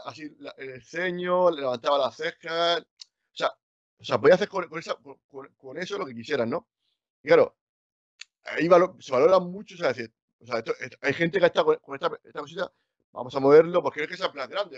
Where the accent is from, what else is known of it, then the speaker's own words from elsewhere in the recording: Cartagena, Region of Murcia, Spain; yo soy de Cartagena